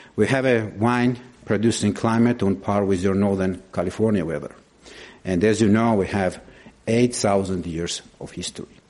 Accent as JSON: {"language": "English", "country": "Georgia", "said": "my country, Georgia"}